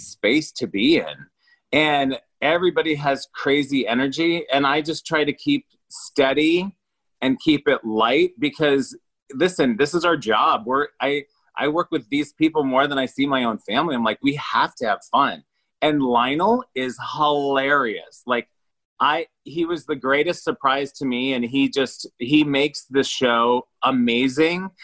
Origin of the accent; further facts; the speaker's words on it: Iowa, United States; now in Los Angeles, United States; I'm from Iowa